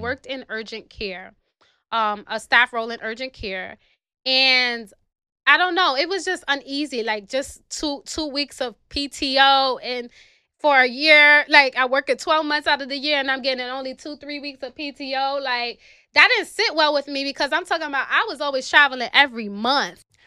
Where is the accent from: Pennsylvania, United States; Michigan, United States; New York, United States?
New York, United States; New York City; I'm from the South Bronx, New York City.